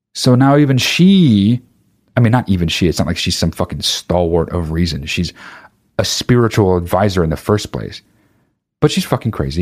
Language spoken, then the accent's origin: English; United States; I'm American.